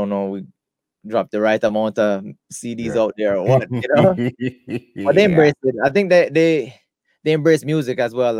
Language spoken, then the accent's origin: English; United States; accent: American; I try to talk as clearly as possible, you know, with my American accent.